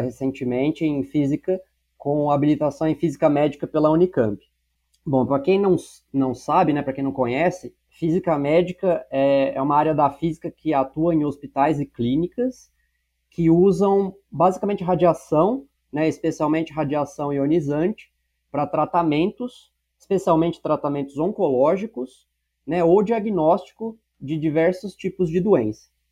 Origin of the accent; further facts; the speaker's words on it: São Paulo, Brazil; also born or lived in Barretos; eu nasci em Barretos, né, cidade do interior do estado de São Paulo. É, ainda pequeno, fui morar na cidade de São Paulo, onde eu cresci e onde hoje eu moro